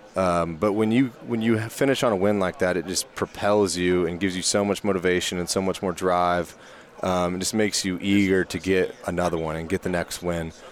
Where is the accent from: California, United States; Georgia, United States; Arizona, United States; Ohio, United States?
Georgia, United States; moved away as an adult; now in Kansas, United States; I'm from Georgia